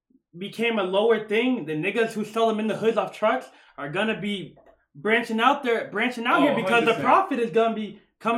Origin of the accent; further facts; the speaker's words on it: Chicago, Illinois, United States; I'm born and raised out there in Chicago my whole life.